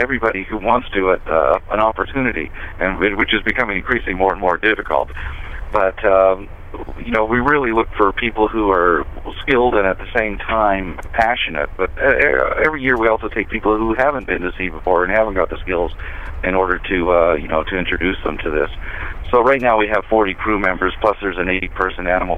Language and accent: English; Atlantic Canada, Canada; also born or lived in Toronto; now in United States; I'm from Canada. I was born in Toronto, raised in a fishing village in the east coast of Canada, but I'm actually a U.S. citizen now